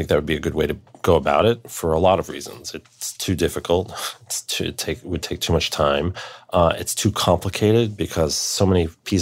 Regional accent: New York, United States; it's my hometown orchestra

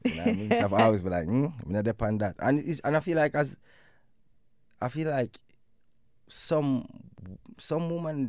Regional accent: Jamaica; I'm in a Jamaica as a Jamaican man.

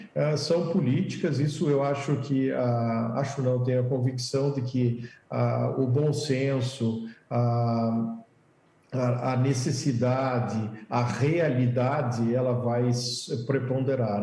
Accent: Brazil; que bom que nós estamos no Brasil, que bom que somos brasileiros

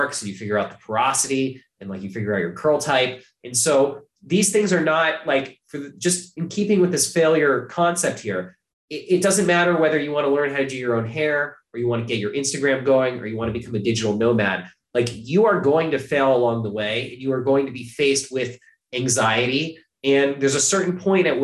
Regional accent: Ohio, United States; now in New York, United States; I'm from Ohio

